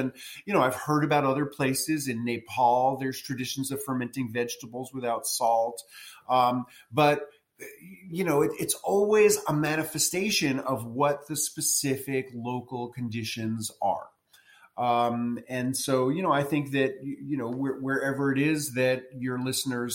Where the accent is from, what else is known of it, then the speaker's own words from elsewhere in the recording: New York City, New York, United States; moved away as an adult; also born or lived in rural Tennessee; now in Tennessee, United States; I moved from New York City, where I was born and grew up, to rural Tennessee